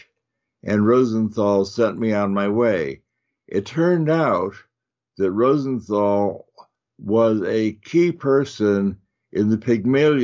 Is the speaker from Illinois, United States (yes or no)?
yes; Chicago, Illinois, United States; now in Northern California, United States; I grew up in Chicago